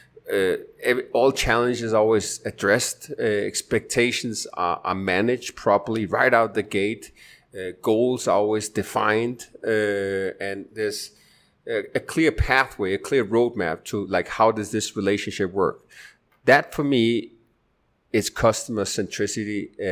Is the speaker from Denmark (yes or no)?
yes; Denmark; moved away as an adult; also born or lived in United States; now in Medellin, Colombia; I'm originally from Denmark in Europe, but spent the last 10, 15 years in stateside and in Latin America.